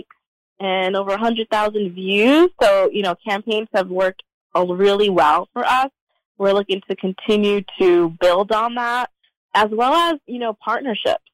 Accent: New York City, New York, United States; now in Georgia, United States; I grew up in New York City

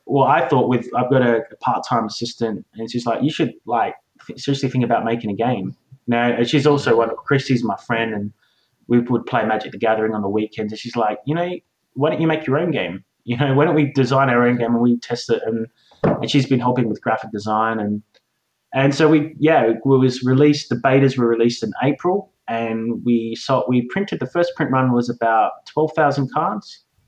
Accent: Australia; I am an Australian, so don't judge me for being an Aussie

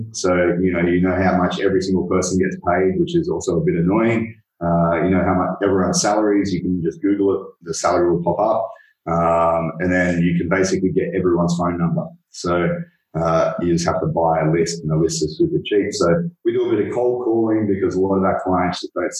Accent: Australia; I'm Aussie, played rugby a lot at school

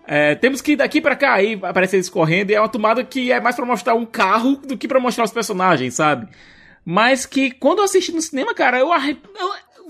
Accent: Brazil; como brasileiro

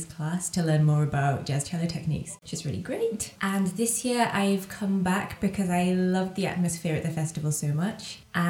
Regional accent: Cumbria, North West England, United Kingdom; moved away; also born or lived in London; I come from England, I come from Cumbria, and I've just finished my master's at the Royal Academy of Music in London.

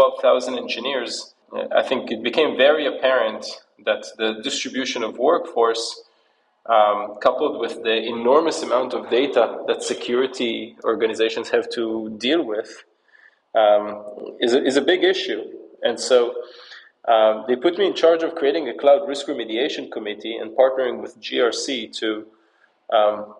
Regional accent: United States; also born or lived in Israel; I was born in Israel, but I actually grew up in the New York, New Jersey area.

